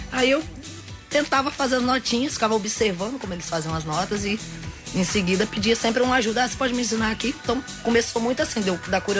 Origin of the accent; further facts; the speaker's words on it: Espírito Santo, Brazil; É, nós somos do interior de Batiba, né?